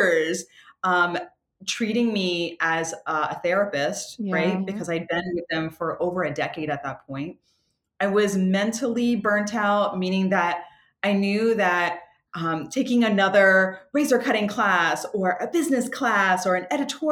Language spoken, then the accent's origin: English; Washington, District of Columbia, United States; I come from Washington, D.C. I have a whole like East Coast vibe